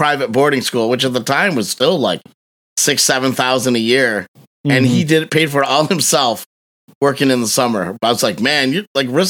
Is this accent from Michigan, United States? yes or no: yes; Michigan, United States; I'm from Michigan and we have a lot of Faygo here